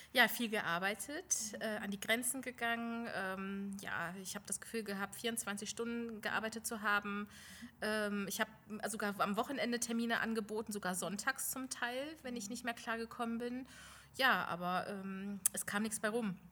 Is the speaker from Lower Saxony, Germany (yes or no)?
yes; Lower Saxony, Germany; ich komme aus Niedersachsen